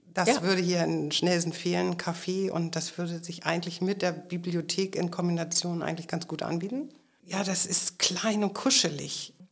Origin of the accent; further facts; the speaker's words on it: Schleswig-Holstein, Germany; ich komme aus Schleswig-Holstein